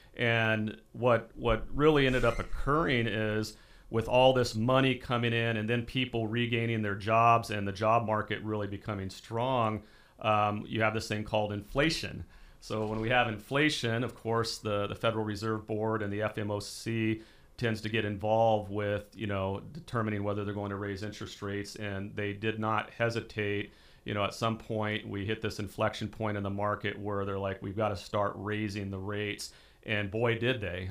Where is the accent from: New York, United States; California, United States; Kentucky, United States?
California, United States; Porterville; now in Visalia, United States; I grew up in a small town called Porterville in the southeastern side of Tulare County